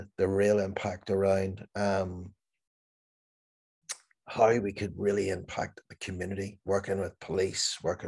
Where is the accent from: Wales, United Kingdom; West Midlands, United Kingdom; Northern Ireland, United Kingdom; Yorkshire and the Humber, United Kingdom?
Northern Ireland, United Kingdom; Belfast; growing up in Northern Ireland, in Belfast